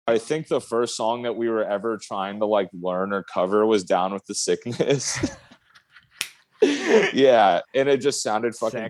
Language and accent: English; Oregon, United States; I grew up in Oregon, out in the country, out in the sticks.